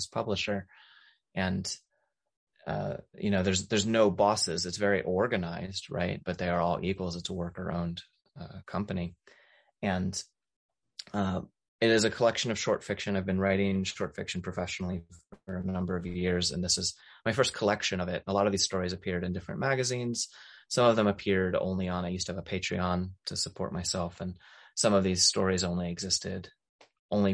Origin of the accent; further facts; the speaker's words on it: Maryland, United States; now in Appalachia, United States; I grew up in Maryland, not in the mountains, but close to the mountains.